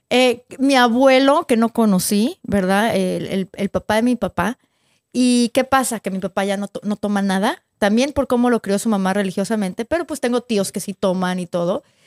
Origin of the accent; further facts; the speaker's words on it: northern Mexico, Mexico; somos del norte de México